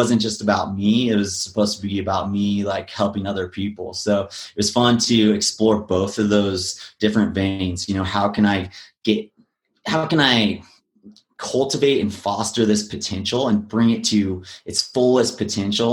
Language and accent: English; Big Bear Lake, California, United States; I grew up in Big Bear Lake, Southern California.